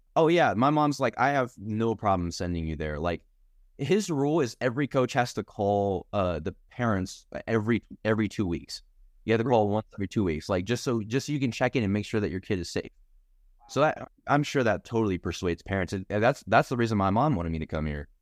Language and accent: English; Norman, Oklahoma, United States; moved away as an adult; now in Lincoln, United States; I'm from Norman, Oklahoma